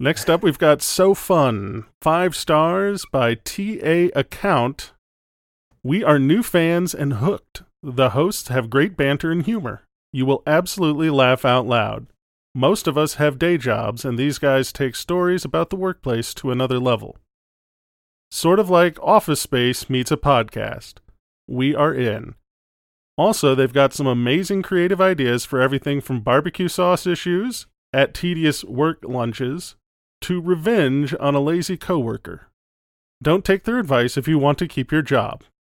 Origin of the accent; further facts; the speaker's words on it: Wisconsin, United States; moved away; I'm originally from Wisconsin